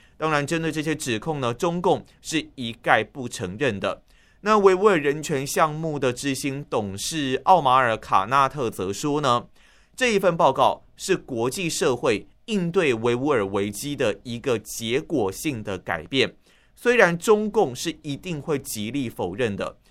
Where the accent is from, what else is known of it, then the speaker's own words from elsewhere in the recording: Tainan, Taiwan; moved away as an adult; now in Taipei, Taiwan; 就连我在台北工作，但是我的老家在台南